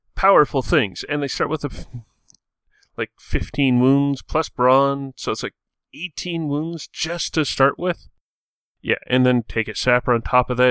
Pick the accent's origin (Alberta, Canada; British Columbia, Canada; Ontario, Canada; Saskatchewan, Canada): Alberta, Canada; Edmonton; I'm from Edmonton, Alberta, Canada, which means, yeah. I'm Canadian